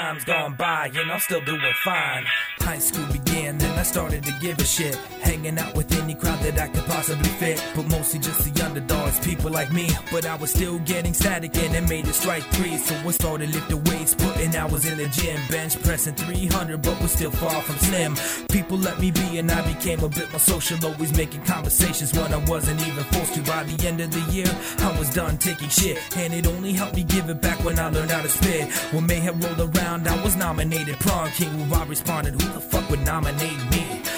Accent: Iowa, United States; I was born and raised in Iowa, life of a small town.

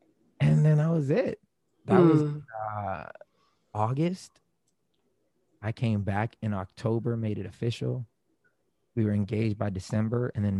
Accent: Germany; now in Florida, United States; I was born and raised in Germany. My dad was in the military. When he retired, we retired in Florida.

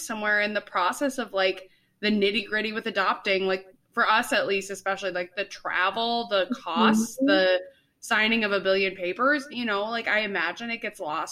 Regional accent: Northfield, United States; I'm from Northfield

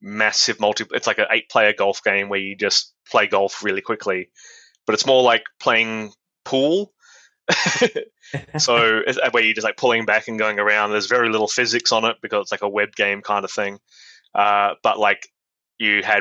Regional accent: Adelaide, South Australia, Australia; moved away; I'm from Adelaide in South Australia, and there were no like game design courses or anything like that. So the closest thing I had was computer science at the University of Adelaide

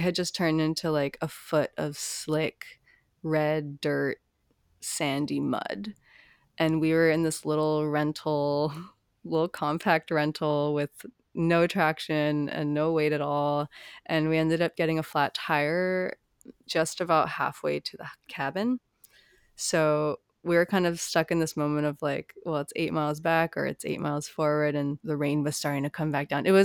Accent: Hawaii, United States; growing up in Hawaii, there's not a lot of places you can go that are that isolated

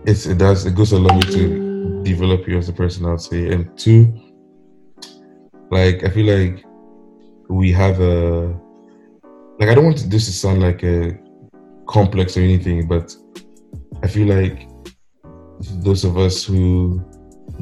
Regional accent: Ghana; first language English; moved away; as a Ghanaian in Ghana

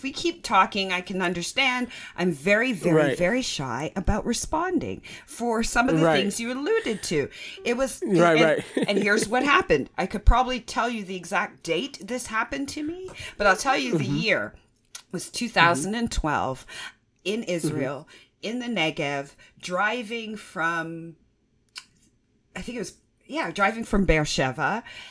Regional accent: Canada; We Canadians

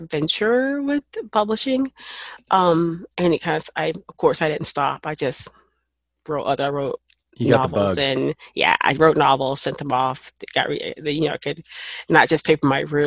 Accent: Knoxville, Tennessee, United States; moved away; also born or lived in New Mexico; I'm from Knoxville, Tennessee. That's not a small city

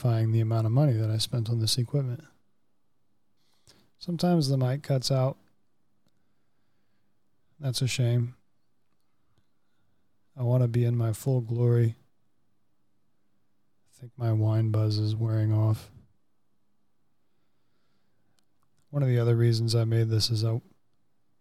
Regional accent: Central Florida, United States; moved away; I'm from Central Florida originally

